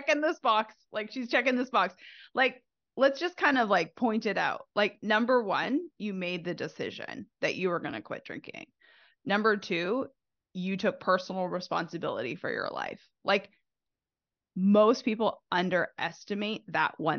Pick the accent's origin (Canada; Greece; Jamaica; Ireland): Canada; now in United States; I'm originally from Canada